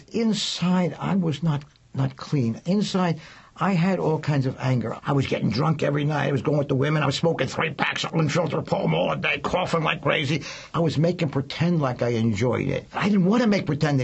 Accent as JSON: {"language": "English", "town": "Philadelphia", "region": "Pennsylvania", "country": "United States", "tie": "born or raised there", "said": "I grew up in Philadelphia in a Jewish neighborhood"}